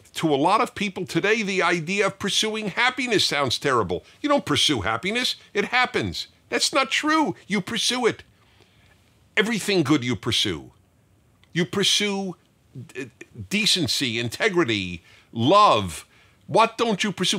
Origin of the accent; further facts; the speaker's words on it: New York City, New York, United States; I grew up in Brooklyn, New York